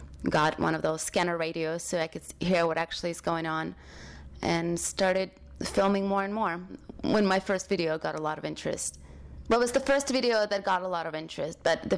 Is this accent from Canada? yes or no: no; London, United Kingdom; also born or lived in Ukraine / Oxford; now in New York, United States; I was born in Ukraine and grew up in London, Oxford first, then London, then I moved to LA, and then I moved to New York.